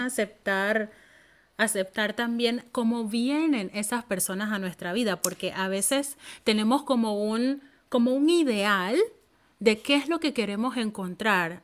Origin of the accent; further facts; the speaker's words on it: Panama; moved away as an adult; now in Finland; las mismas amigas que yo tenía en mi país